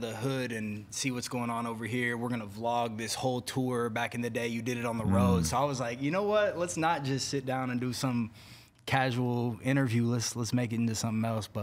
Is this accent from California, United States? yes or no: yes; Bay Area, California, United States; I grew up in the Bay Area